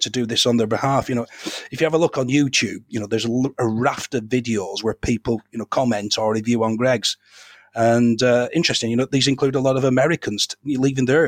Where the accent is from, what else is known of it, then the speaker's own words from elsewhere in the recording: Darwen, North West England, United Kingdom; When I was a lad, growing up in Darwen